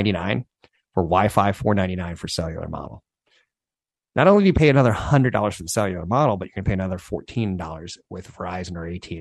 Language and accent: English; United States; I am American